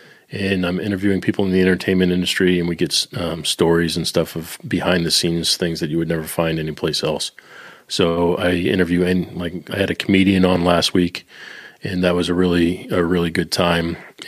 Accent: Boston, Massachusetts, United States; now in Northern Kentucky, United States; Well, I am from Boston, but I am residing in northern Kentucky, right on the Cincinnati border.

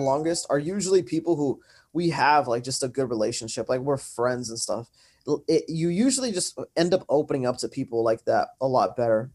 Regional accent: Santa Ana, California, United States; I am from Santa Ana, California

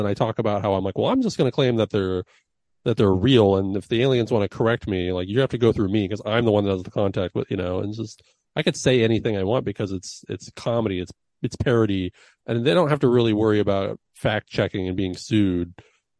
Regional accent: Sonoma County, California, United States; From Sonoma County, born and raised

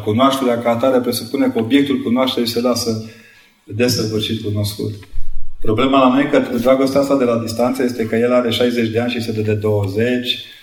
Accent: Brașov, Brașov County, Romania; Eu am făcut o școală la Brașov, școala de, uh, generală 22

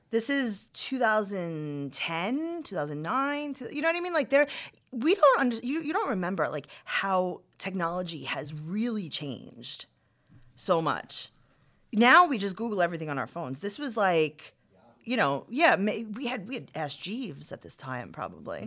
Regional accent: New York City, New York, United States; I'm from Queens

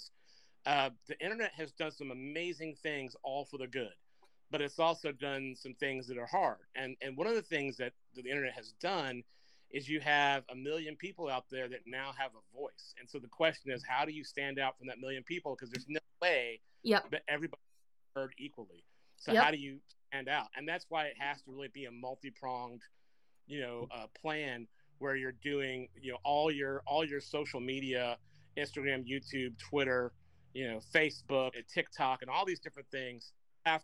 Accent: Macon, Georgia, United States; my hometown of Macon, Georgia

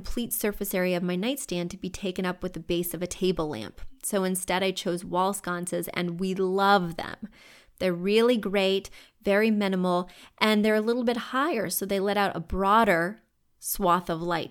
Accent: Missouri, United States; now in New York City, United States; When you go to Missouri, all the homes are low in the places I grew up

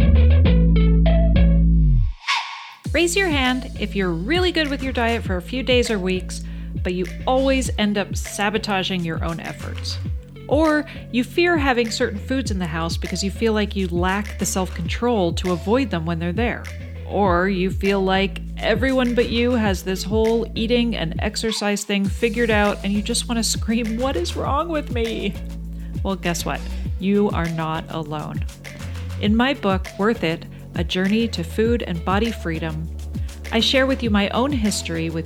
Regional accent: Canada; moved away as an adult; now in United States; I grew up in Canada, so I grew up with federalized healthcare, public healthcare

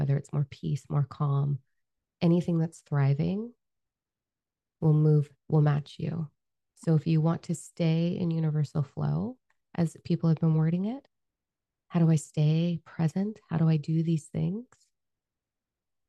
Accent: Canada; We're Canadian

